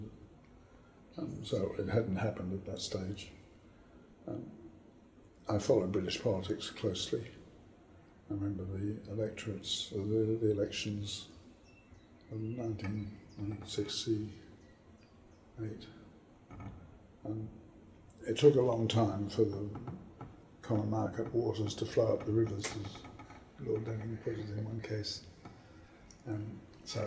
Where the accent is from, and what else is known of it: Adelaide, South Australia, Australia; born or raised there; moved away as an adult; also born or lived in Oxford / Sydney; now in The Hague, Netherlands